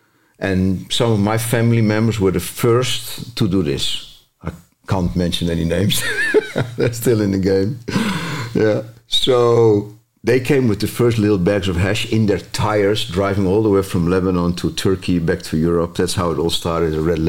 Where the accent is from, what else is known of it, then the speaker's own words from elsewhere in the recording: Zambia; also born or lived in Mozambique / Mauritania / Malaysia / Singapore; as you know, I grew up in Africa, so I spent a lot of years there in Zambia, Mozambique, Mauritania, later Malaysia, Singapore, Indonesia, because my father was a miner.